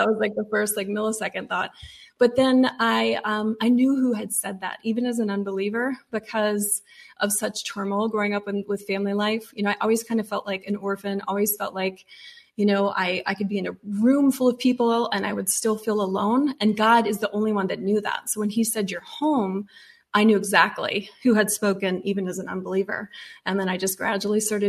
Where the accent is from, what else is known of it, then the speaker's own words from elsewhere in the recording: the Bible Belt, United States; growing up in the Bible Belt